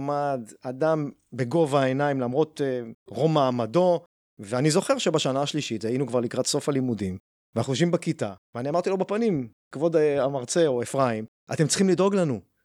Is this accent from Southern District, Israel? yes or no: yes; Beersheba, Southern District, Israel; now in Rehovot, Israel; בבאר שבע, שם גדלתי